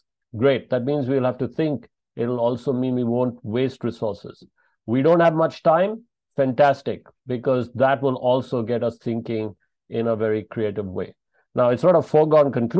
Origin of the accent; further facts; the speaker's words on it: Bangalore, Karnataka, India; from Bangalore in South India, my hometown